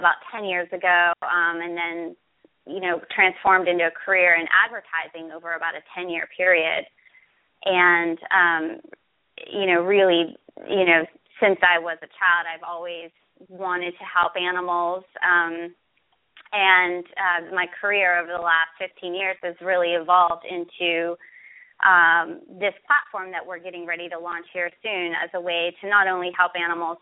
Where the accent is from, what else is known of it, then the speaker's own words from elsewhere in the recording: Pittsburgh, Pennsylvania, United States; I'm from Pittsburgh, Pennsylvania.